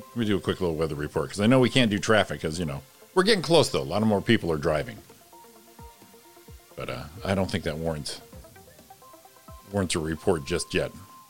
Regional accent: Waterbury, Connecticut, United States; now in Rancho Cucamonga, United States; My hometown, Waterbury, Connecticut

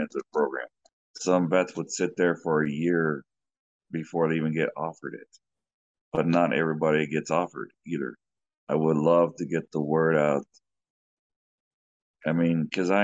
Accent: United States; I'm just American

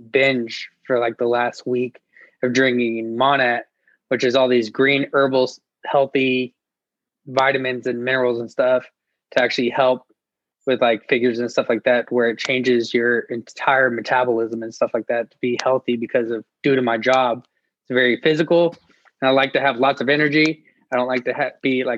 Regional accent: Long Beach, California, United States; moved away as an adult; also born or lived in San Diego, California; now in Denton, United States; I'm originally born and raised in Long Beach, California

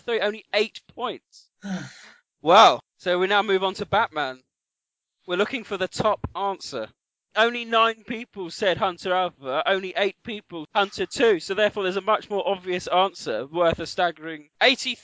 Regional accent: United Kingdom; we're all British

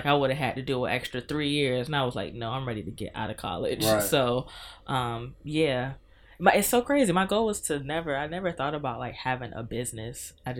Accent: Norfolk, Virginia, United States; I was raised in Norfolk. I always am happy when I get to rep Norfolk. But yeah, I was raised in Norfolk.

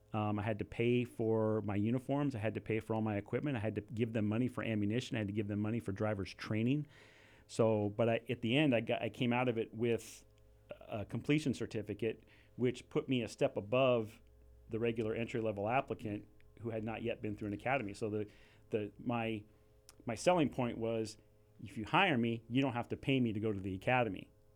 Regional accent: Ventura, California, United States; I can't say enough about growing up in Ventura and being able to do that in Ventura. And I think that speaks a lot about the Ventura community and who we are.

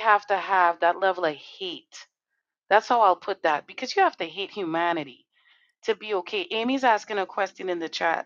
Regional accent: Trinidad & Tobago; now in Connecticut, United States; I come from Trinidad and Tobago, just so you all know, a little country

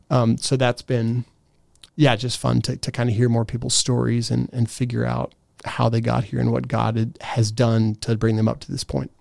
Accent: Steubenville, Ohio, United States; moved away as an adult; also born or lived in Gaming, Austria; I grew up in Steubenville.

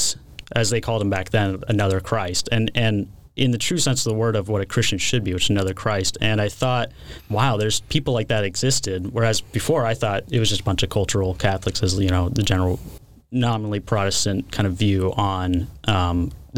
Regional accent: Portland, Oregon, United States; moved away; So I grew up in Portland, Oregon, and grew up charismatic.

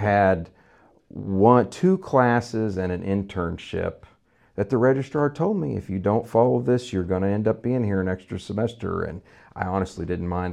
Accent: Vandalia, Missouri, United States; also born or lived in San Antonio, Texas; I grew up here in Vandalia, Missouri, uh, really outside of, uh, Vandalia, Missouri

